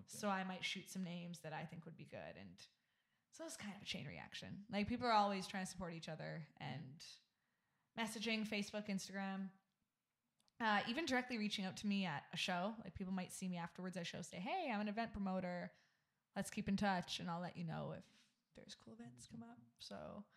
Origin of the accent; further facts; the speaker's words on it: Vancouver, British Columbia, Canada; I'm from Vancouver.